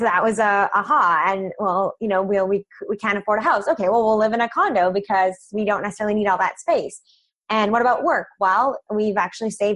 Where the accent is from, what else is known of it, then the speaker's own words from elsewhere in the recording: Vancouver Island, British Columbia, Canada; moved away as an adult; also born or lived in Fort McMurray, Alberta; now in Vancouver, Canada; I'm originally from Vancouver Island, which is about 2 hours away by boat. And so I spent my childhood coming to Vancouver